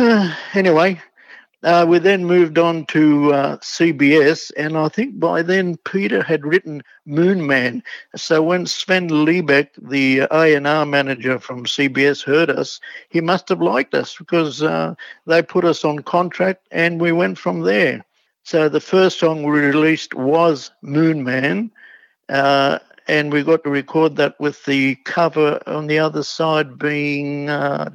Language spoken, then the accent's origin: English; Sydney, New South Wales, Australia; I grew up in Coogee